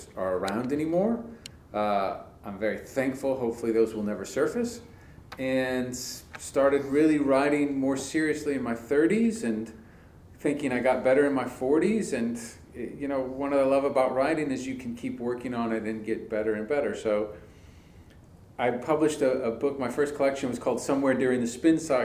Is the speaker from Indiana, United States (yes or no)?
yes; Indiana, United States; moved away as an adult; also born or lived in Illinois / California; now in Winston-Salem, United States; I grew up in Indiana. I didn't know any writers. I grew up in a factory town